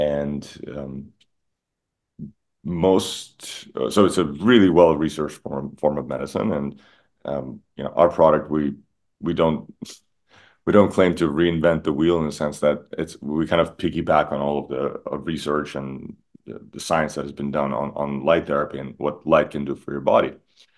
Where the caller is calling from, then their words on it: Miami, Florida, United States; I am calling in from Miami.